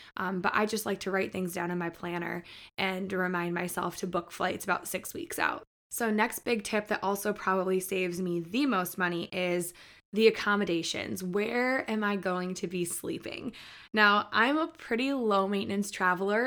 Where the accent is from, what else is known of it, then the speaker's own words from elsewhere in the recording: Michigan, United States; moved away as an adult; now in Nashville, United States; I grew up in Michigan, so we were right there on the border